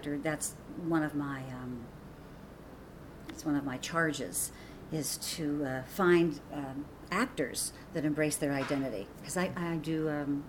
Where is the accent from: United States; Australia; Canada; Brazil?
United States; Pittsburgh, Pennsylvania; moved away as an adult; now in Phoenix, United States; I'm from snow country. I'm from the Pittsburgh area